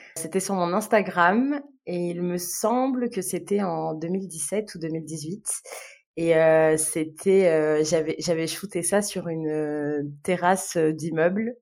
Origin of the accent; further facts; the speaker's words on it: Algiers, Algiers Province, Algeria; moved away as an adult; now in France; Je suis née, j'ai grandi à Alger, euh, du coup, en Algérie